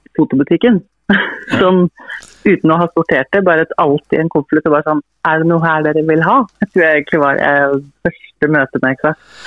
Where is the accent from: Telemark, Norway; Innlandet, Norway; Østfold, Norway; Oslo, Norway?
Innlandet, Norway; Toten; moved away; hjemme på Toten hos mine foreldre